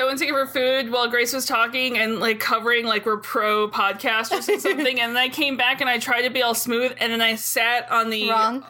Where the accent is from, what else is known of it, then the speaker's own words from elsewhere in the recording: Canada; And I grew up basically in Canada almost.